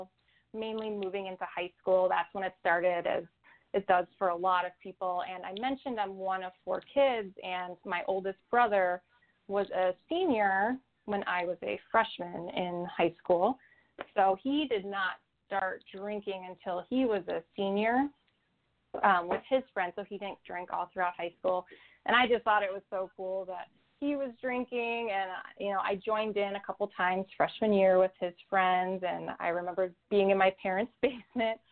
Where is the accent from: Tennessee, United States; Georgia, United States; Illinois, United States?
Illinois, United States; Chicago; I grew up in the Chicago area